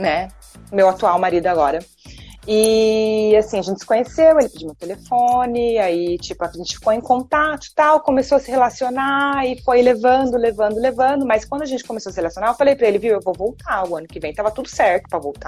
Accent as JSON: {"language": "Portuguese", "country": "Brazil", "also_born_or_lived": "England", "moved": "yes", "lives_now": "Dubai, United Arab Emirates", "said": "ser tratado por ser brasileira"}